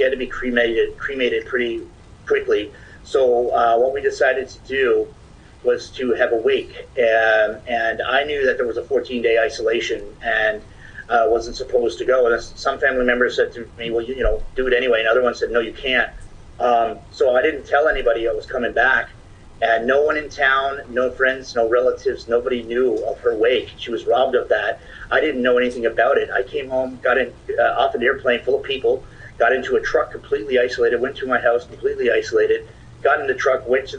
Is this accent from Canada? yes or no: yes; Ontario, Canada; People found out we're from Ontario, they would run away from us.